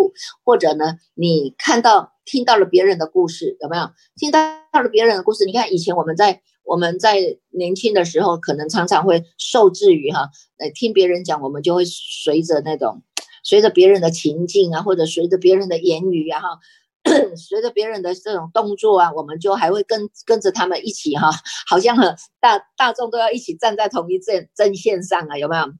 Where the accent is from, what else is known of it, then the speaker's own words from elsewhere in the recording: Taiwan; 我们台湾人还真的是很守法哈